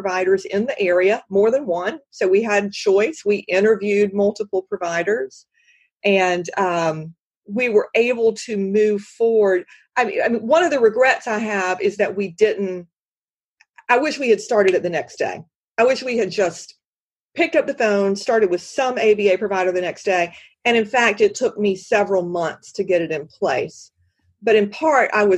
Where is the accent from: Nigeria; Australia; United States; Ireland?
United States; South Carolina; also born or lived in Washington, D.C.; I love South Carolina. It's my home state